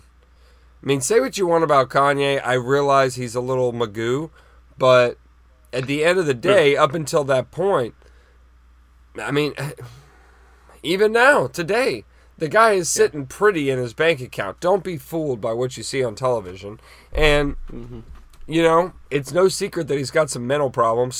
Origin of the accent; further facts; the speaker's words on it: United States; as an American